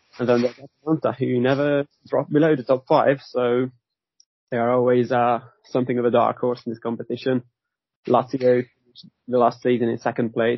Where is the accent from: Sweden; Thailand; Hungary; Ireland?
Hungary; I was born in Hungary.